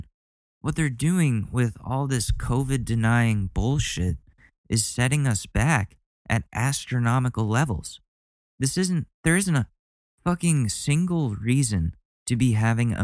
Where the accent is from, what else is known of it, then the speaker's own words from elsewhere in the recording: Ridgefield, United States; moved away; I haven't seen my hometown in over a year. This is the longest time I've gone without going to Ridgefield.